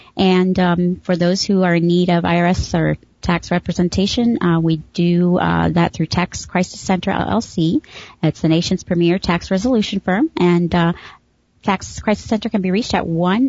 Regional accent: Chicago, Illinois, United States; I grew up in Chicago

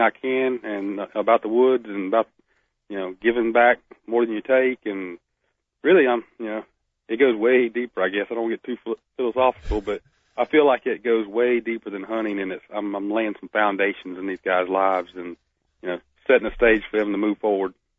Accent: Northeast Florida, United States; now in Alabama, United States; I'm from Florida, from from Northeast Florida

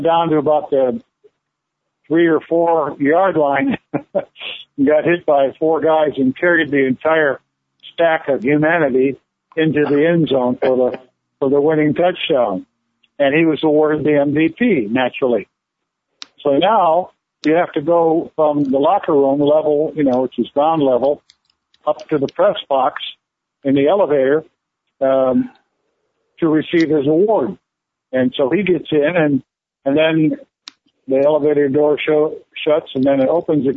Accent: Gary, Indiana, United States; I was born in Gary, Indiana, Gary and Mercy Hospital

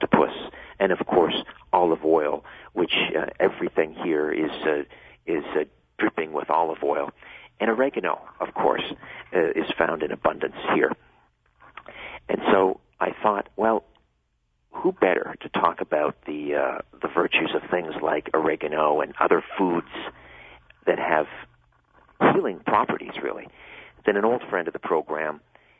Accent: Canada; we call them in Canada

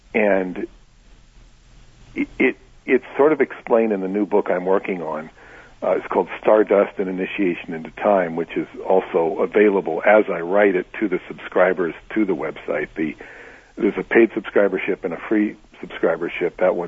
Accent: New York, United States; So I'm from New York. There were 6 other people from New York with me on that particular year

